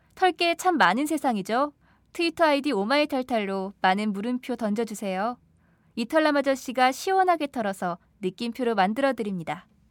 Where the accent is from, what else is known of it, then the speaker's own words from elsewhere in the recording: Mungyeong, North Gyeongsang, South Korea; now in Seoul, South Korea; 저희 아버지께서 고향에 계시니까 저희 고향의 지역구 의원님이신데